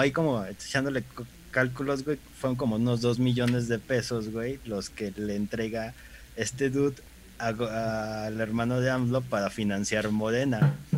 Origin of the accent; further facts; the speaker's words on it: Mexico; uno como mexicano